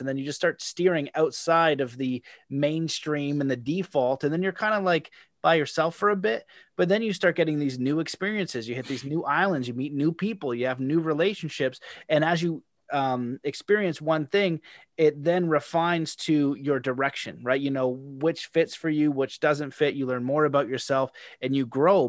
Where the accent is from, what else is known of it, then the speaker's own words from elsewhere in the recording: Canada; as a Canadian